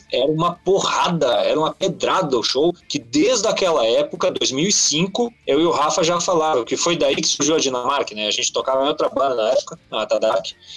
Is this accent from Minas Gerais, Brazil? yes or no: no; interior of Rio Grande do Sul, Brazil; Sou de cidade pequena, do interior do Rio Grande do Sul